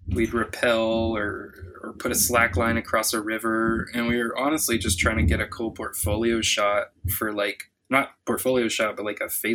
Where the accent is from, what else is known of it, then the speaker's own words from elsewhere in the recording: Miami, Florida, United States; I'm from Miami, born and raised, but like the outskirts. Like grew up a mile from my grandma, who has 10 acres of avocados.